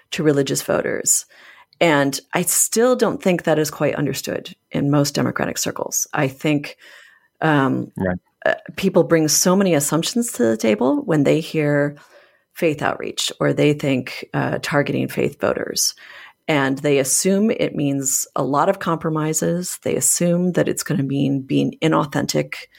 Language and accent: English; Michigan, United States; Michigan, which happens to be my home state